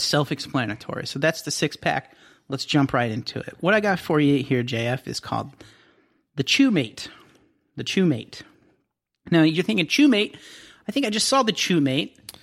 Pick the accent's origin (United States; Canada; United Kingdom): United States; Southern Ohio; Growing up in Southern Ohio